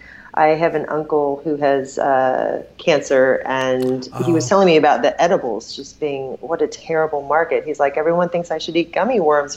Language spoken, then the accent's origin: English; Southeast Tennessee, United States; also born or lived in Portland / Sedona / Asheville, North Carolina; now in California, United States; I'm from Southeast Tennessee, so it was kind of my old stomping ground.